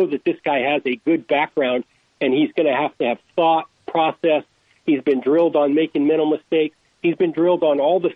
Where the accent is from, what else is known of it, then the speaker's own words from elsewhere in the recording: northern Idaho, United States; moved away as an adult; also born or lived in Oregon; I grew up in a little logging town in northern Idaho, 2,000 people